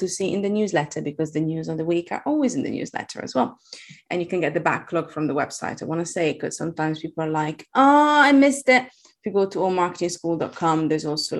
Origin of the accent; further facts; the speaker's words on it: Italy; English is a second language; moved away; I'm Italian. I have a weird accent.